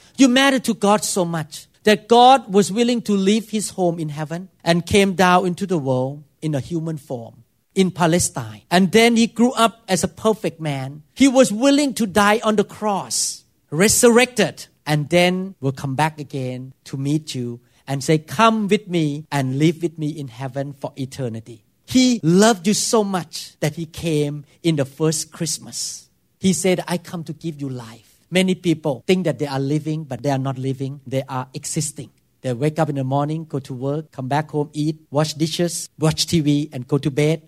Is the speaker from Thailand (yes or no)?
yes; Thailand; English is a second language; moved away as an adult; now in United States; I could not speak English very well, and I did so many, many weird thing according to American culture, because I grew up in Thailand